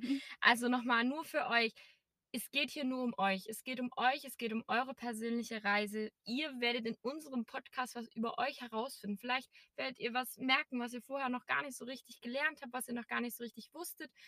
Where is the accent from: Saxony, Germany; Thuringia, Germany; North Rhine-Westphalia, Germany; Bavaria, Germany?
Saxony, Germany; Erzgebirge; now in Berlin, Germany; Also ich komme aus einem kleinen Dorf aus dem schönen Erzgebirge. Vielleicht hört man es noch ein bisschen noch im Dialekt